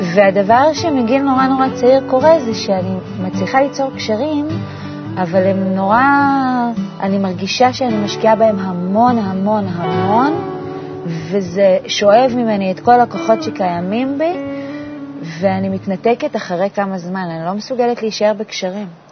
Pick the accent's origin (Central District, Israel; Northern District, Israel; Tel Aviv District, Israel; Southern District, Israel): Northern District, Israel; Ramat Zvi; גדלתי ברמת צבי, שזה מושב הכי שכוח אל ליד עפולה